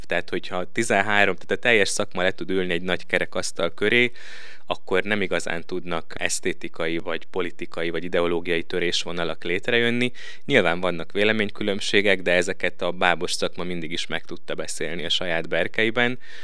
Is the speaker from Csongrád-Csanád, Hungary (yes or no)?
no; Szombathely, Vas, Hungary; moved away as an adult; also born or lived in Budapest; now in Veszprém, Hungary; Én, ahogy talán említettem is, szombathelyen nőttem fel